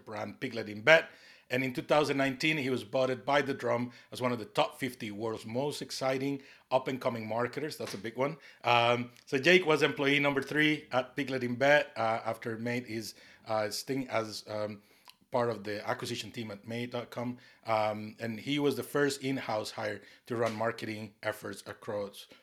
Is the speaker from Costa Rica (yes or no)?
yes; Costa Rica; now in North East England, United Kingdom; I'm from Costa Rica, you know, based here in the Northeast